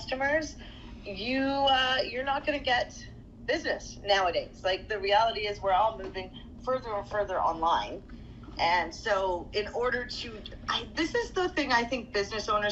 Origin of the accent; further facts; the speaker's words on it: Toronto, Ontario, Canada; I was raised in Toronto